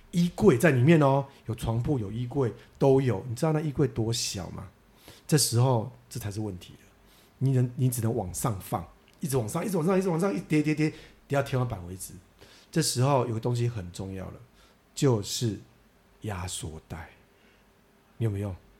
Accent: central and southern Taiwan, Taiwan; 我们小时候在中南部

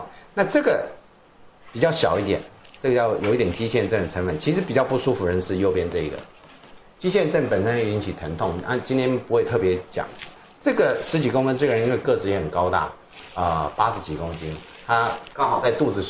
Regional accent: Taiwan; 我在来自台湾，I come from Taiwan，你懂？

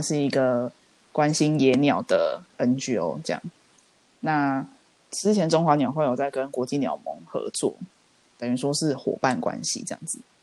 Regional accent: Taiwan; 虽然说我们台湾人针对这种事情应该是司空见惯

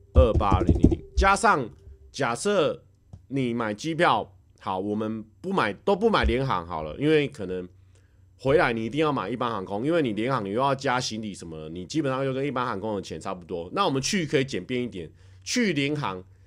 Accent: Taiwan; now in Japan; 我们台湾人认知的外国人

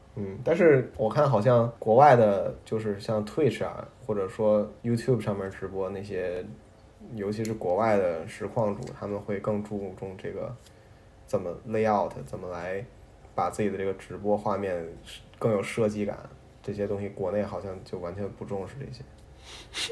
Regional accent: Beijing, China; 我是北京人

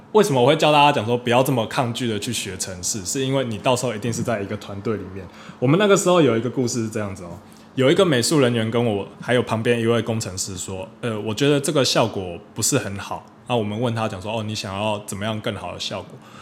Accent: Taiwan; 我们台湾人

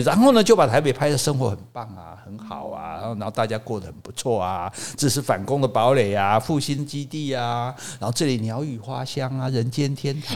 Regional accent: Hukou, Hsinchu County, Taiwan; 我们家住在新竹的湖口

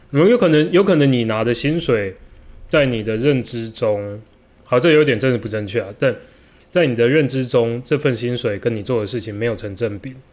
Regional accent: Taiwan; 我们是台湾人

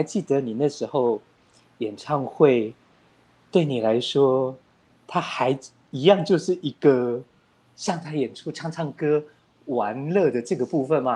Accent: Taipei, Taiwan; 我是一个台北人哦

